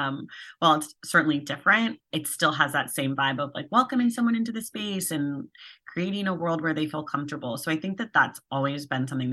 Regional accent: Oakland, California, United States; now in Los Angeles, United States; I'm a California native, though I'm from Oakland, which is in the Bay Area

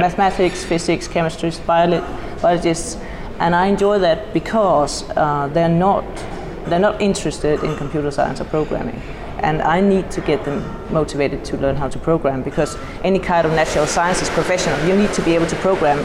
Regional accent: Denmark; I come from Denmark.

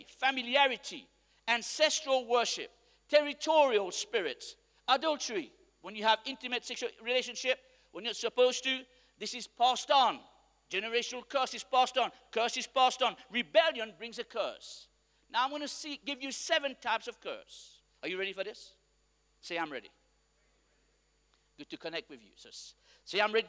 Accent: Mauritius; I come from Mauritius where we are a praying nation

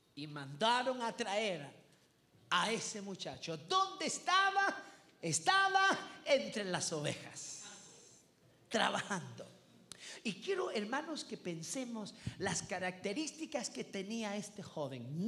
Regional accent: El Salvador; yo vengo del Salvador

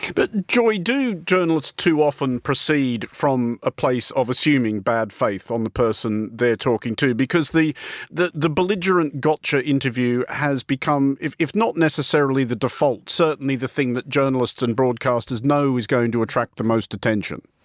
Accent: Australia; now in United Kingdom; I remain an Australian citizen. I live here entirely legally before anybody gets any ideas, but I'm, I'm not British

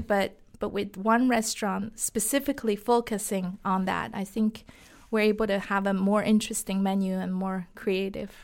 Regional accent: Shanghai, China; English is a second language; moved away as an adult; now in United States; I was born and raised in Shanghai, China

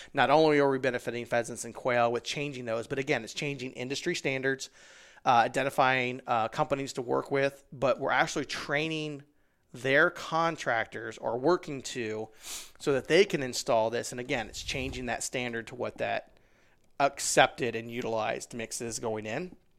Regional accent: Midwest, United States; I'm from the Midwest

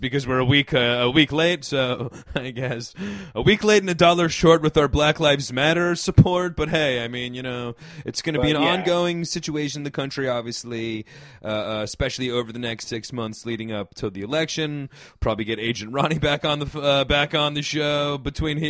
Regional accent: United States

